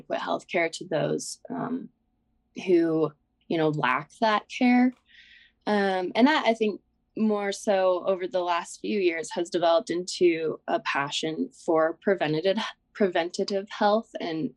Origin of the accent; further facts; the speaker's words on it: Wyoming, United States; So I'm from Wyoming.